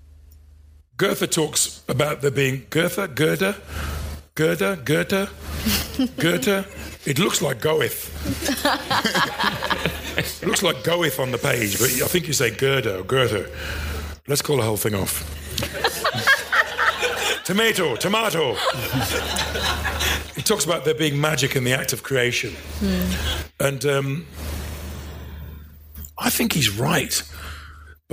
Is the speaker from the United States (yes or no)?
no; Midlands, United Kingdom; growing up in the Midlands, particularly if you're black and working class